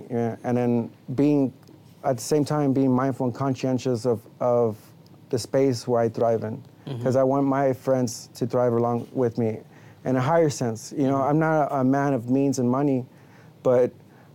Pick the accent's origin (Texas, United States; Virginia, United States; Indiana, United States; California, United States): Texas, United States; Hidalgo; also born or lived in Houston, Texas; I was primarily raised with my friends in Las Milpas, which is a small section in Hidalgo.